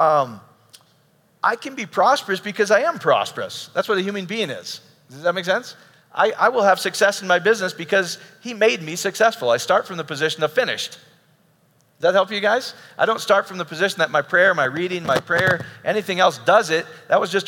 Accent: Iowa, United States; I grew up in Iowa.

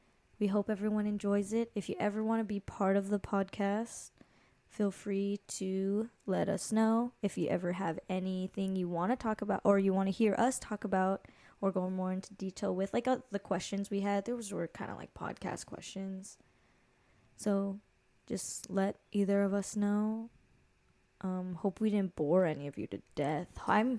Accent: Hawaii, United States; by the way, I'm 22 years old. Brad is 24. We're both from Hawaii, and we're vibing

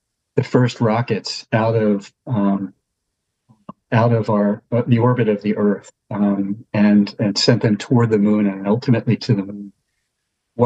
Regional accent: Pennsylvania, United States; moved away; Pennsylvania, that's sort of my home state in a way, though I don't live there now

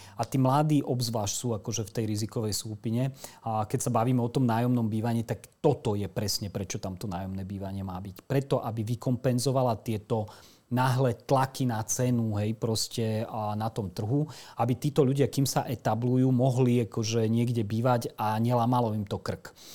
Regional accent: Slovakia; my nie sme racionálni kupujúci a nielen my Slováci

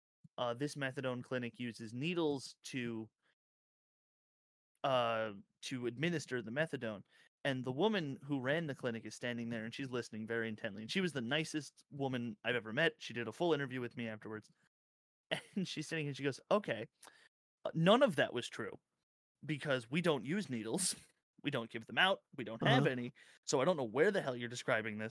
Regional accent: New York City, New York, United States; I'm from Brooklyn.

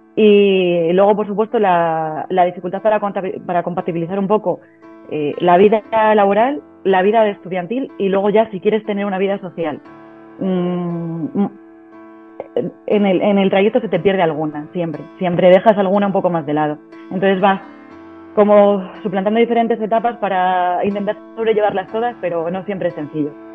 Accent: Ciudad Rodrigo, Castile and León, Spain; moved away as an adult; soy logopeda de Ciudad Rodrigo y mm, hace, va a ser ahora seis años, en julio va a ser seis años que después de, irme por ahí a recorrer el mundo, pues decidí volver y, emprender en, mi localidad.

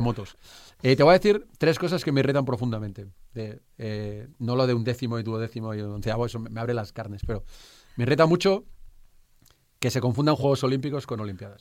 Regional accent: Barcelona, Catalonia, Spain; Yo soy de Barcelona

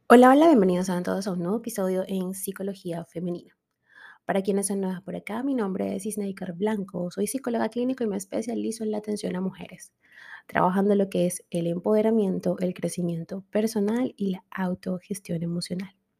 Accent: Venezuela

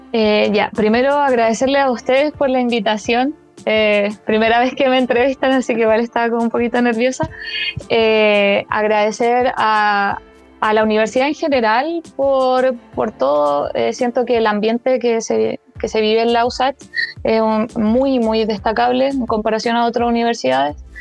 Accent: Chile; moved away as an adult; now in Santiago, Chile; yo vengo de, de, región, no soy santiaguina, eh, entonces yo estaba acostumbrada como a un tipo de educación y llegar a, la universidad es hacer ese cambio de pasar de toda la educación en colegios municipales de región a la universidad en Santiago

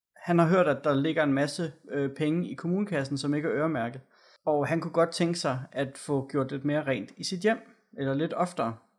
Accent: Gørlev, Zealand, Denmark; hvor jeg kommer fra ude ved Gørle

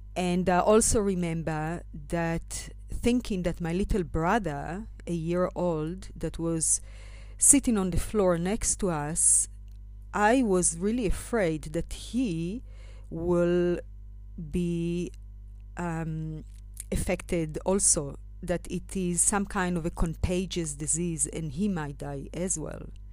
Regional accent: Israel; moved away as an adult; now in South Africa; I left, um, my home country, Israel, and arrived to South Africa when I was twenty-one years old

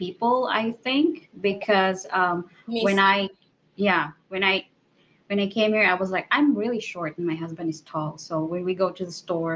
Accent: Argao, Central Visayas, Philippines; also born or lived in Cebu; now in Florida, United States; where I grew up in Argao

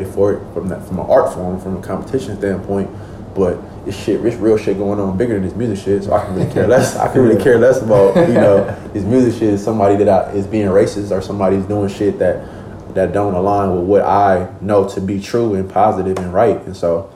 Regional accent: Oakland, California, United States; I come from Oakland, California. I come from an environment where it's very dangerous, where it's very cutthroat

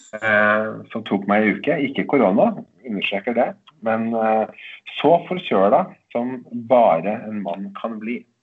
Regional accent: Eidskog, Innlandet, Norway; var sånn blomstringsdager i Eidskog, der jeg kommer fra

